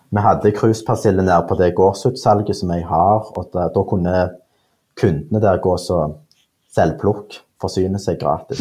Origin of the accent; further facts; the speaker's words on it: Stavanger, Rogaland, Norway; jeg er jo fra Stavanger